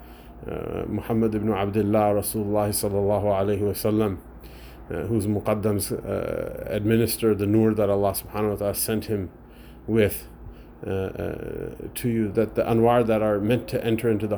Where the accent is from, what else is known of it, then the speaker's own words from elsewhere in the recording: United States; as an American, as a whiny American